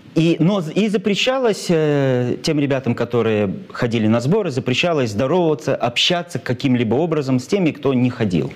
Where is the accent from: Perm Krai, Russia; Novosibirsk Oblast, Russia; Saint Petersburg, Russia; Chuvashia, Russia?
Chuvashia, Russia; Cheboksary; мой родной город, мой любимый город Чебоксары